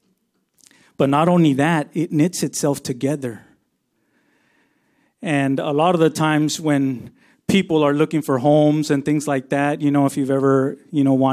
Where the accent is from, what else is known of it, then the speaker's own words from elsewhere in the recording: Texas, United States; now in Yakima, United States; I grew up in Texas, and there was no hills over there, just flat land